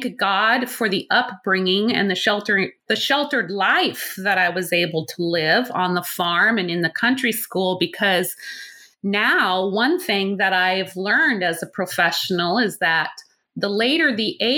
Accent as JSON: {"language": "English", "region": "Nebraska", "country": "United States", "tie": "born or raised there"}